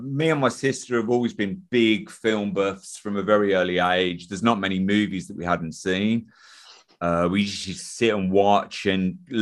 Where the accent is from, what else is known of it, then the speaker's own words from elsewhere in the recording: Midlands, United Kingdom; I'm from the Midlands